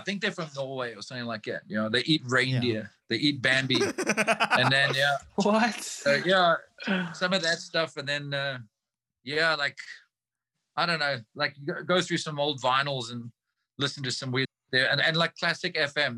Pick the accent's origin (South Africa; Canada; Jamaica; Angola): South Africa; as South African musicians